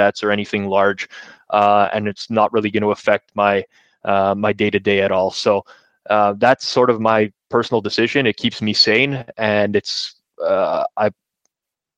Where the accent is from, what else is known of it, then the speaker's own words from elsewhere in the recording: Canada; I grew up a huge hockey fan, obviously being Canadian, the majority of us are